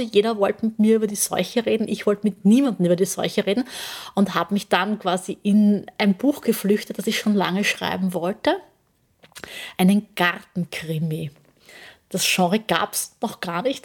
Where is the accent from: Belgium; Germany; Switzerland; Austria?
Austria; Burgenland; also born or lived in Vorau, Styria; geboren in Vorau, Aha. aber das ist gleich bei der Grenze aufgewachsen im Burgenland